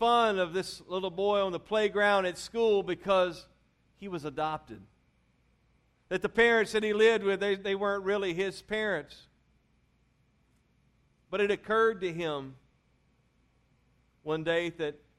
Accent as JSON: {"language": "English", "region": "Louisiana", "country": "United States", "tie": "born or raised there", "said": "I'm from Louisiana, that's where I was raised"}